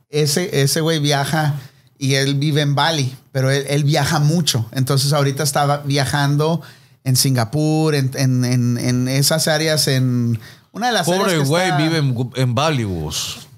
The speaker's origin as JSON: {"language": "Spanish", "country": "Mexico", "moved": "yes", "lives_now": "United States"}